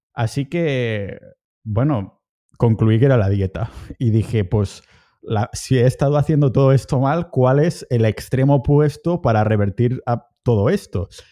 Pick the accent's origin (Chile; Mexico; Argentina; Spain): Spain; a town near Barcelona, Catalonia; moved away as an adult; now in Estonia; estoy en mi pueblo cerca de Barcelona